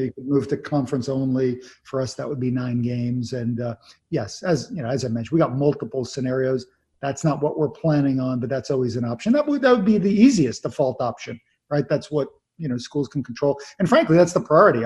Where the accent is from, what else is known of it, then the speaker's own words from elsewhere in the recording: Long Island, New York, United States; I grew up in New York on Long Island